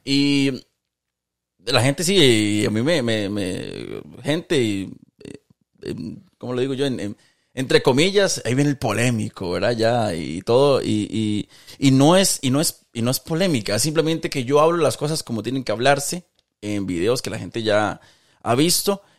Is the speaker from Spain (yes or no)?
no; Costa Rica; siendo ticos todos